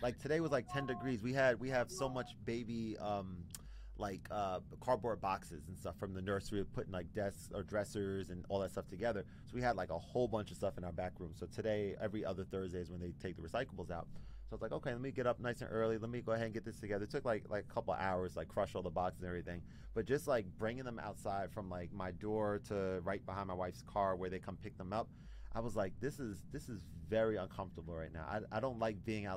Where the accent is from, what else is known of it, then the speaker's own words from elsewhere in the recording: New Jersey, United States; also born or lived in New York; I'm from New Jersey